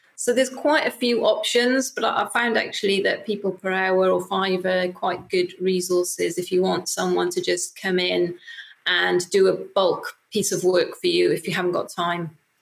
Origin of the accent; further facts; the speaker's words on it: Wales, United Kingdom; I'm from Wales